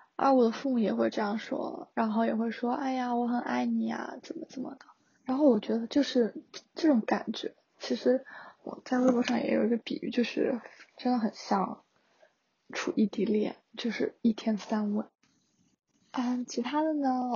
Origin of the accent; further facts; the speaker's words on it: Wuhan, Hubei, China; moved away as an adult; also born or lived in Changsha; now in Shenzhen, China; 因为我是从武汉来的嘛，然后是在长沙上学